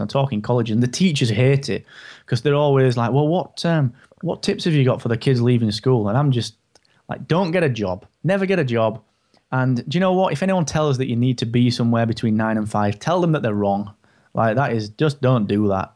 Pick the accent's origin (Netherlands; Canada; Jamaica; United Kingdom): United Kingdom; I'm so British.